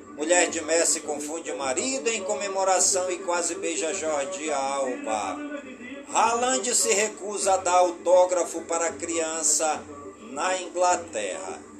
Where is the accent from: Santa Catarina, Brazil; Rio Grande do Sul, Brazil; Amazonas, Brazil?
Amazonas, Brazil; Careiro da Várzea; por todas as comunidades do Careiro da Vaz e a minha cidade natal